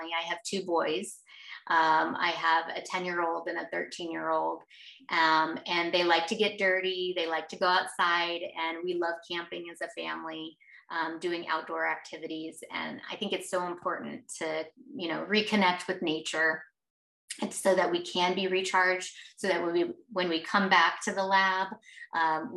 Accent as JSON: {"language": "English", "region": "Arizona", "country": "United States", "tie": "born or raised there", "also_born_or_lived": "Texas", "said": "I grew up here in Arizona"}